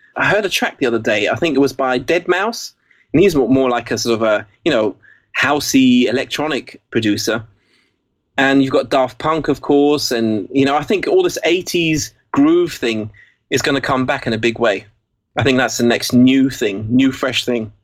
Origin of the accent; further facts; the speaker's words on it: England, United Kingdom; accent: English; first language English; also born or lived in Basel, Switzerland